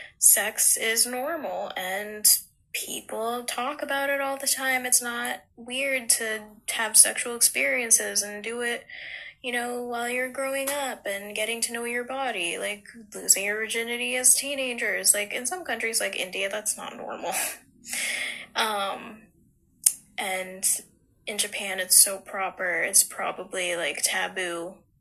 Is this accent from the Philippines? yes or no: yes; Philippines; as a Filipino and getting torn down by my own Filipino people